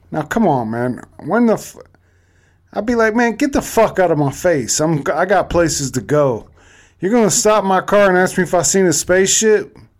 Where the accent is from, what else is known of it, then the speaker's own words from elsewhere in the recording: Cleveland, Ohio, United States; I'm actually from Cleveland